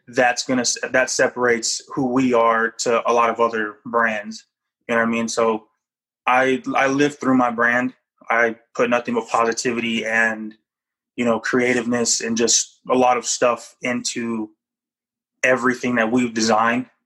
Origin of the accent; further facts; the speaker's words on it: Japan; moved away; I was born in Japan